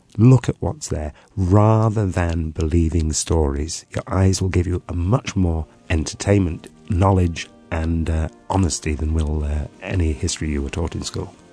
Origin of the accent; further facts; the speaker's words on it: Gwynedd, Wales, United Kingdom; I'm from the north, I'm from Gwynedd